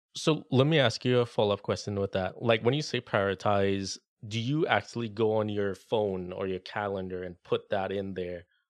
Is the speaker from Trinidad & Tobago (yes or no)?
yes; Trinidad & Tobago; moved away; my home country